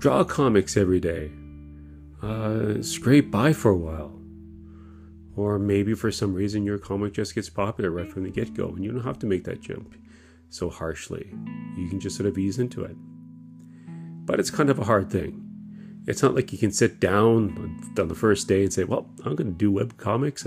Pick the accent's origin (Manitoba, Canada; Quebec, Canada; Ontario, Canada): Ontario, Canada; Kitchener; moved away as an adult; now in Japan; I was raised in Kitchener, Waterloo, in Ontario.